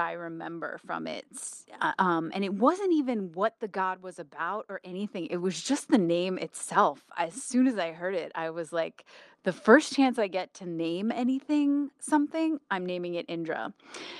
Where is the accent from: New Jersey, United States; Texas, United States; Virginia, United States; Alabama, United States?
New Jersey, United States; I grew up in New Jersey